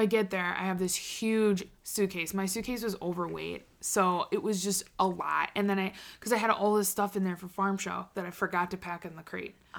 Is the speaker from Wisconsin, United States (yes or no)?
yes; Wisconsin, United States; I was from Wisconsin